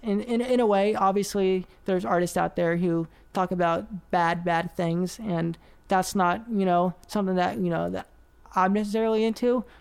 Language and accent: English; Oklahoma City, Oklahoma, United States; moved away as an adult; also born or lived in Nashville, Tennessee; I am uh, from the South, so I'm from Oklahoma City